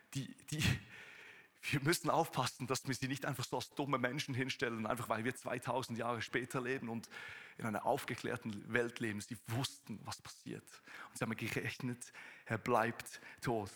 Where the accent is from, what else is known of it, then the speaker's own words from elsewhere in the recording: Switzerland; accent: Swiss German; first language Swiss German; German is a second language; moved away as an adult; now in Konstanz, Germany; Ich bin ein Schweizer, der versucht, Hochdeutsch zu sprechen.